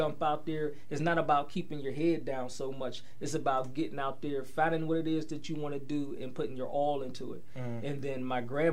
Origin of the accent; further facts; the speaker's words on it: Swissvale, Pennsylvania, United States; also born or lived in Penn Hills; I grew up in Swissvale, in between Swissvale and Penn Hills